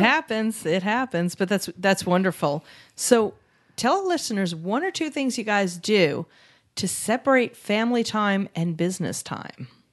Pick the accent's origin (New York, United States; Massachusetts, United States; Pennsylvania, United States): New York, United States; New York City; now in Phoenix, United States; Barry and I grew up in New York City